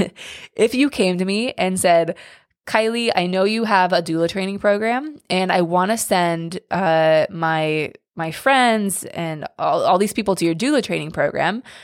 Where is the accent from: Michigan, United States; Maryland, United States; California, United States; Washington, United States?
Washington, United States; Seattle; moved away; I'm from Seattle, but I do not live in Seattle now